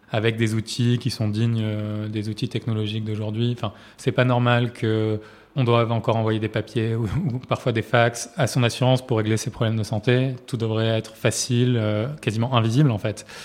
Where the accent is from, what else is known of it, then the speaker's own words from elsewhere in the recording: Marseille, Provence-Alpes-Côte d'Azur, France; J'ai grandi à Marseille dans une famille de médecins et de chefs de services d'hôpitaux